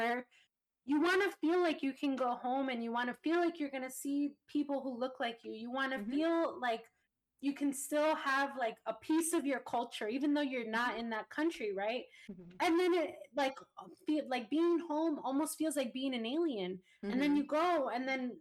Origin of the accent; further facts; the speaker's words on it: New York City, New York, United States; moved away; also born or lived in Florida; I grew up in Long Island City